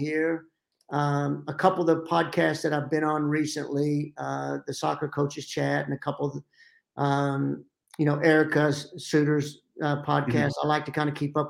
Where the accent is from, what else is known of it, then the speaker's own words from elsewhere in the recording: the South, United States; accent: Southern; now in Pittsburgh, United States; I still have my Southern accent